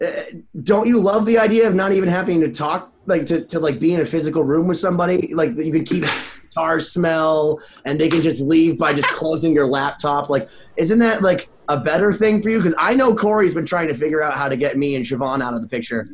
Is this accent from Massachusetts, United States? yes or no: yes; Worcester, Massachusetts, United States; I remember being in the Greendale Mall in Worcester, Massachusetts, which is where I'm from, Worcestershire, out by you.